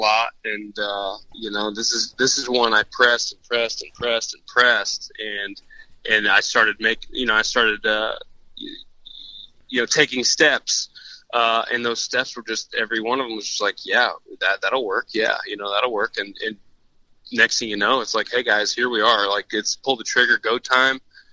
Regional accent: Champaign, Illinois, United States; I own an archery shop in Champaign. I own Hunter's Haven. So that's kind of where I grew up there.

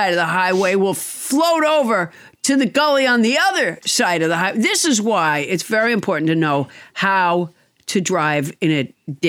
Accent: Alabama, United States; born there; he saw that I was born in Alabama, and he said, "It's no wonder you're so stupid."

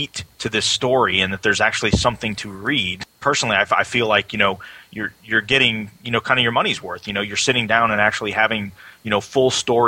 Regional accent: Chicago, Illinois, United States; growing up in Chicago

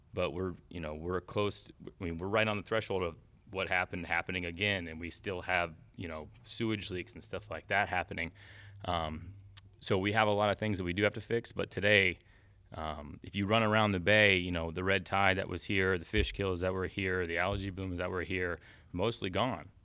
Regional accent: Tampa Bay area, Florida, United States; also born or lived in Fort Myers, Florida; I was born in Fort Myers, um, and then was there till I was about four years old and then moved to the Tampa Bay area

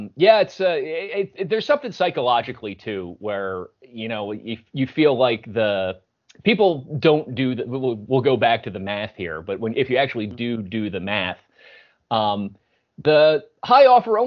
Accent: Philadelphia area, Pennsylvania, United States; I'm from the Philly area

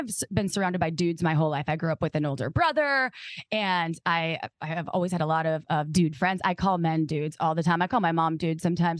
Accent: Midwest, United States; We're all from the Midwest

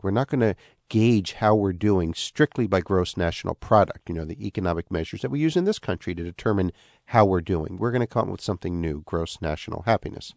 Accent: United States; as an American

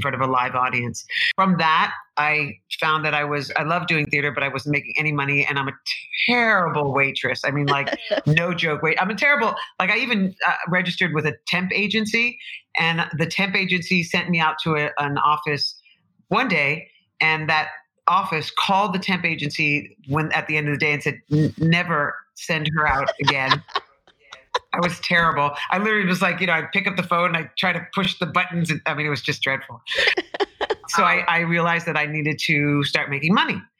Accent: New York City, New York, United States; also born or lived in Boston; I'm a New Yorker, native New Yorker, Greenwich Village

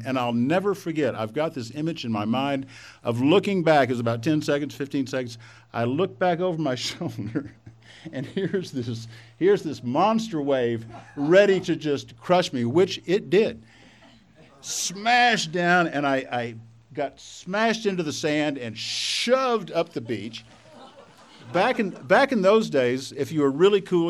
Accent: Texas, United States; So I grew up in Texas. I still am a Texan. In another 12 seconds, you could probably tell that from my accent

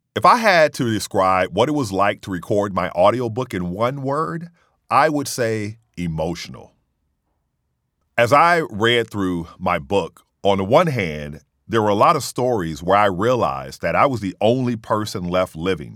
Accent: Mississippi, United States; I said, in Mississippi

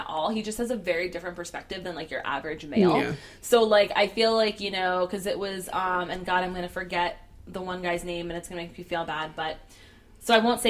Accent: Orlando, Florida, United States; our Puerto Rican population here is massive, and growing up here

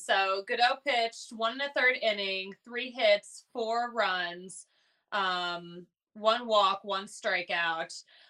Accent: Philadelphia, Pennsylvania, United States; I'm from Philly, so I know how loud Philly people are.

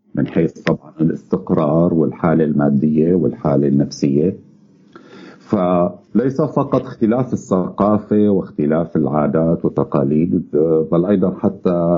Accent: Syria; نحن بالذات كسوريين

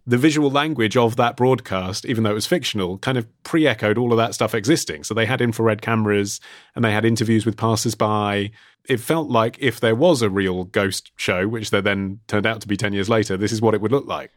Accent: United Kingdom; as a Brit

